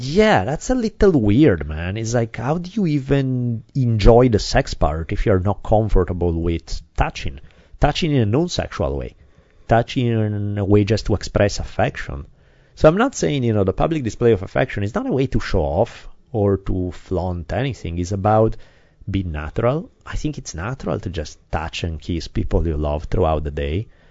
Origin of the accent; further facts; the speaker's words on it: Italy; now in United States; I come from Italy. I grew up in a very different kind of environment